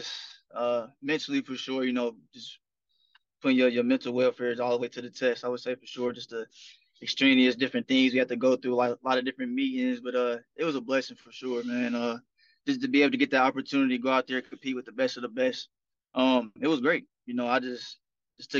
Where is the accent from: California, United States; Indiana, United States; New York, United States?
Indiana, United States; Indianapolis; moved away; And I'm back in my hometown. I'm from Indianapolis